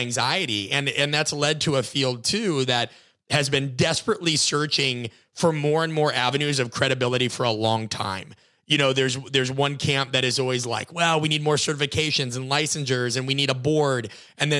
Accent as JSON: {"language": "English", "region": "Nebraska", "country": "United States", "tie": "born or raised there", "said": "I grew up in Nebraska, watched Nebraska football"}